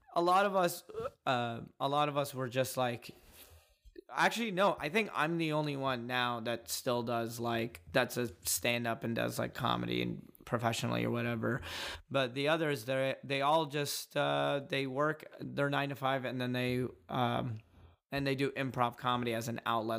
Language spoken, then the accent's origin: English; Dallas, Texas, United States; I grew up in Dallas, and we were the only Yemeni family over there